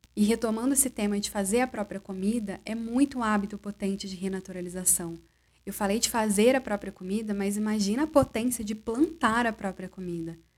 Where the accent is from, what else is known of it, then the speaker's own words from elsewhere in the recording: interior of Rio de Janeiro state, Brazil; now in São Paulo, Brazil; lá na minha cidade, que é no interior do Rio, e é onde a minha mãe ainda mora